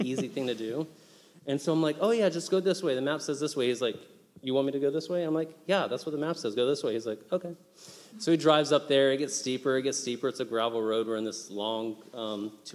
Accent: United States; moved away as an adult; also born or lived in Haiti; As an American

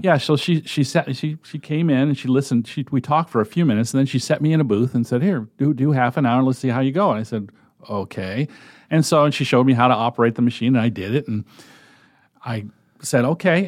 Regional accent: Connecticut, United States; moved away as an adult; also born or lived in Massachusetts / Nebraska; now in Omaha, United States; I was born in Massachusetts, moved to, or my family moved to Connecticut, and I grew up and went to the University of Connecticut

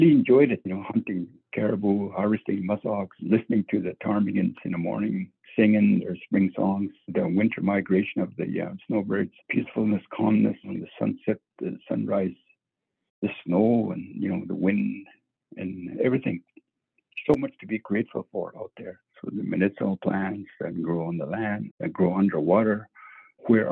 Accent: Tsitsikea First Nation, Northwest Territories, Canada; I am from Tsitsikea First Nation within the Quechua territory. I was born out there in the land with the help of my relatives

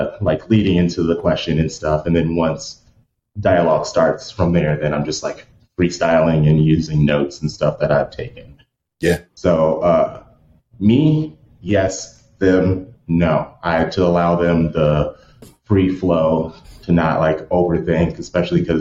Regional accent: United States; I'm an American

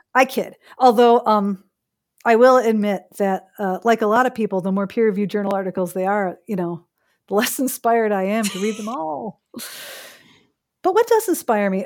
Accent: Chicago, Illinois, United States; now in Canada; someone who, uh, is born and raised in Chicago

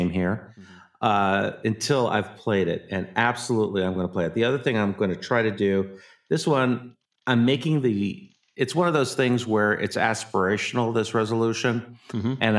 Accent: United States; I am an American

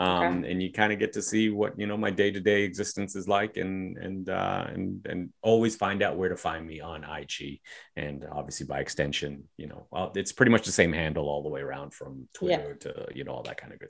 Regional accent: Toronto, Ontario, Canada; growing up in Toronto, I and this is before I started traveling, because I didn't really start traveling until I started doing comedy.

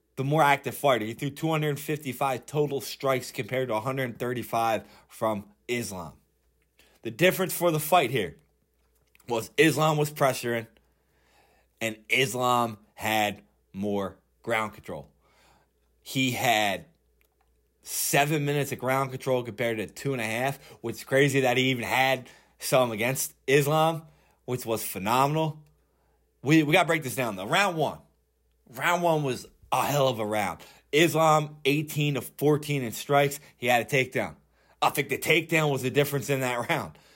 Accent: Philadelphia, Pennsylvania, United States; I'm from Philly

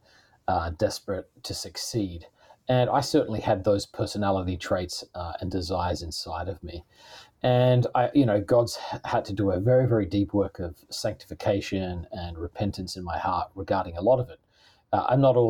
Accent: Australia; moved away as an adult; now in United States; I'm originally from Australia. I've been in the US for, hard to believe, 21 years now.

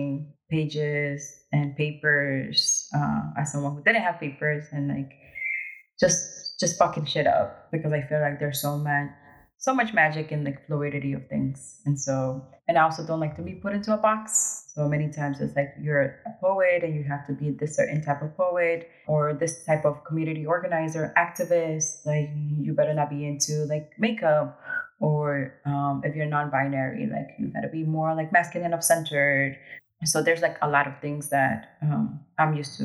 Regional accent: New York City, New York, United States; also born or lived in Ecuador; I'm also from New York City

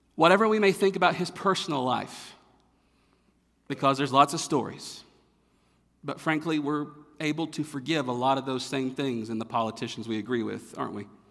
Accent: North Carolina, United States; moved away; I'm from North Carolina. I'm from the South.

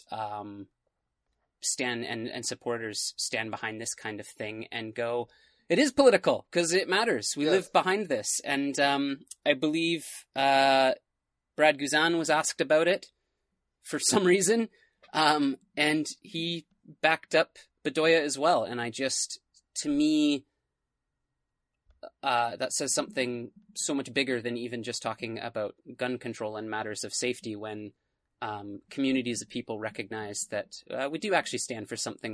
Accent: Canada; as a Canadian

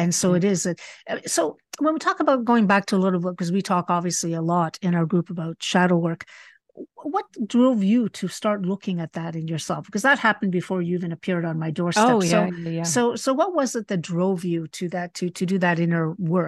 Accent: Spain; I was raised partially in Spain, and it was a little bit more oppressive then.

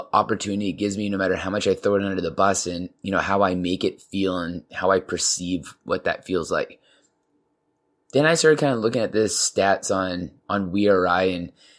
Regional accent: Canada; we got Canada, you know, represent my home country

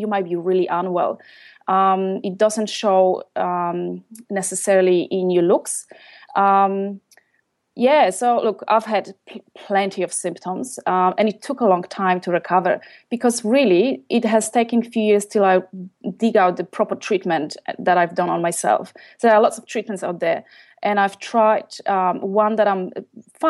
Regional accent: Poland; English is a second language; moved away as an adult; also born or lived in London, United Kingdom; now in Melbourne, Australia; Originally, I'm from Poland. I left when I was about 23.

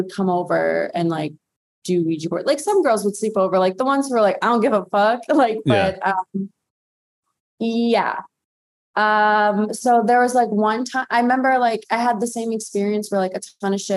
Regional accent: Massachusetts, United States; I grew up in Massachusetts, and my backyard was kind of like a graveyard

